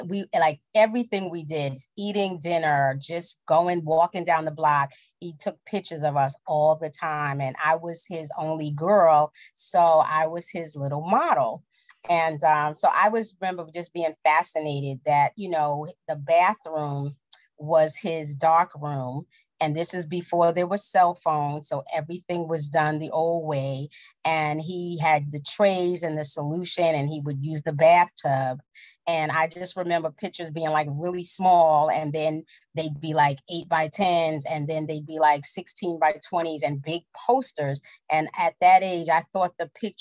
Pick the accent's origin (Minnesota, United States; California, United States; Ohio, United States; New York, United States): New York, United States; New York City; I grew up in the Bronx